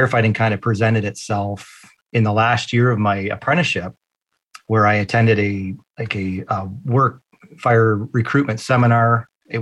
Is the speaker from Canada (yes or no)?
yes; London, Ontario, Canada; I come from London, Ontario, Canada. So I am born and raised